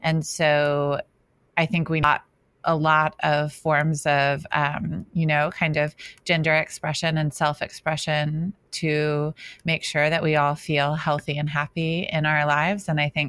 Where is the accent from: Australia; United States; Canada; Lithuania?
Australia; Let me just say that I lived in Australia for 7 years. I am Australian. I cannot do an Australian accent.